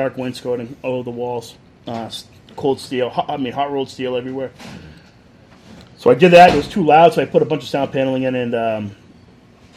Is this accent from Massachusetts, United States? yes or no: yes; North Andover, Massachusetts, United States; I'm from North Andover